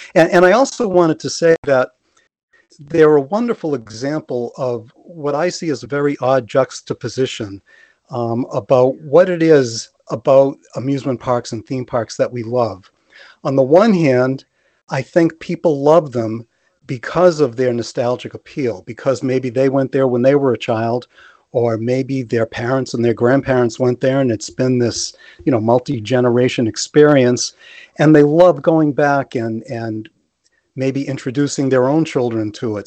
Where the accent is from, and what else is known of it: Massachusetts, United States; born or raised there